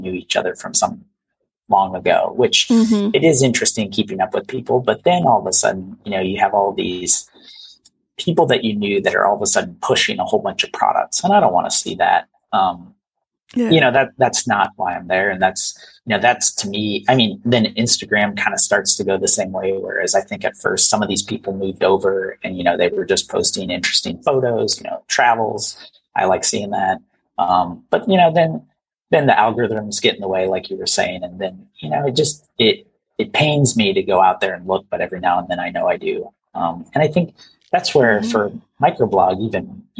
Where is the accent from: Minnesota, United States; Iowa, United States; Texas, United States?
Iowa, United States; moved away; I grew up in Iowa